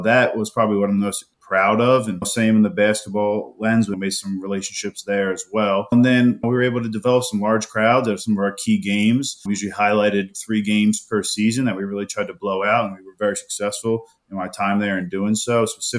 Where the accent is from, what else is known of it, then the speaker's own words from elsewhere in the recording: New Jersey, United States; I grew up down in South Jersey, Circleville to be exact.